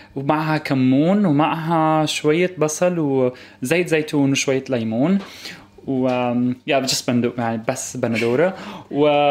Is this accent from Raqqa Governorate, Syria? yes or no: no; Aleppo, Aleppo Governorate, Syria; also born or lived in Egypt / Turkey; now in United Kingdom; من حلب سوريا